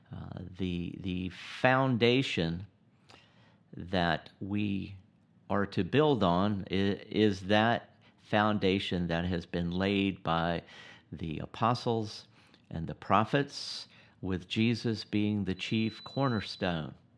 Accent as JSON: {"language": "English", "country": "United States", "said": "I'm an American"}